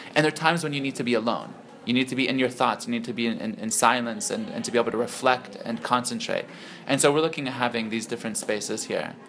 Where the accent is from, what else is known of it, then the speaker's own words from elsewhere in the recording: Silicon Valley, California, United States; moved away as an adult; now in Lebanon; I grew up in Silicon Valley